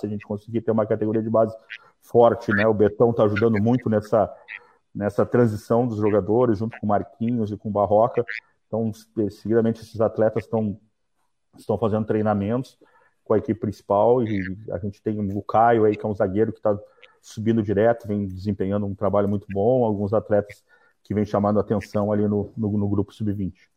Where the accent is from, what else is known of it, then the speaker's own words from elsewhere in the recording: Porto Alegre, Rio Grande do Sul, Brazil; now in Florianópolis, Brazil; sou de Porto Alegre